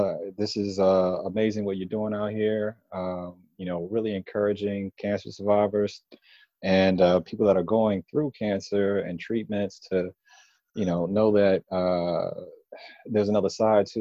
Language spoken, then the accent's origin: English; Detroit, Michigan, United States; moved away as an adult; now in Washington, D.C., United States; I'm originally from Detroit, Michigan.